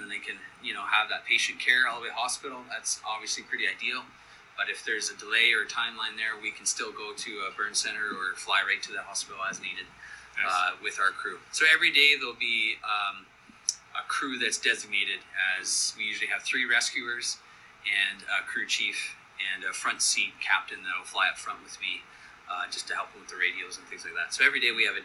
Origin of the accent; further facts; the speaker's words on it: Canada; also born or lived in Southern California; we're all from Canada, and I still live in Canada